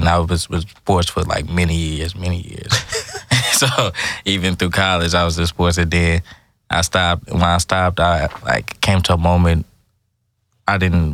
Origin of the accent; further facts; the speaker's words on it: Houston, Texas, United States; I'm from Houston